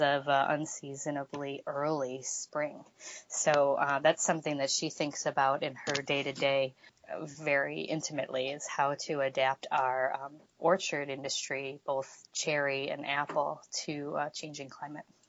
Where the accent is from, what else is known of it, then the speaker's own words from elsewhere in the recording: Michigan, United States; I'm uh, born and raised in Michigan